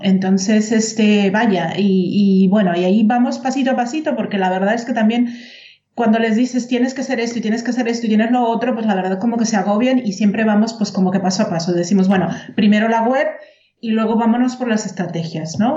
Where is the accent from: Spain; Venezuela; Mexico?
Mexico; moved away as an adult; now in Germany; yo soy mexicana Claro. Y ya tengo viviendo 16 años aquí en Alemania